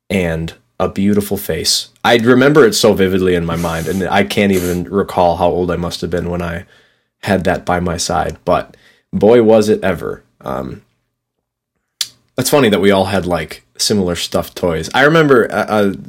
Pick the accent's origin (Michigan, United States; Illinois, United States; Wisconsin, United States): Wisconsin, United States; Mosinee; where I grew up in Mozanie